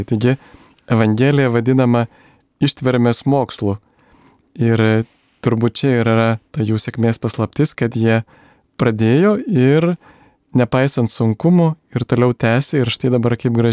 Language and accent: Lithuanian; Lithuania; mes lietuviai